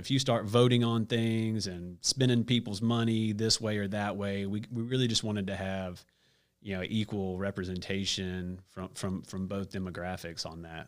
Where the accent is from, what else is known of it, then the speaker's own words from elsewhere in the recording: Stone Mountain, Georgia, United States; moved away as an adult; also born or lived in Gastonia, North Carolina; So I'm from Stone Mountain